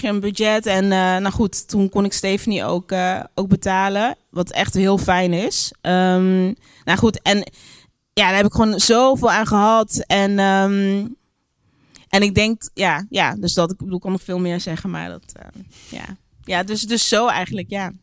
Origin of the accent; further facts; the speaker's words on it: Geleen, Limburg, Netherlands; moved away; also born or lived in Brabant / Utrecht; ik ben daar heel erg fijn, eh, fijn opgegroeid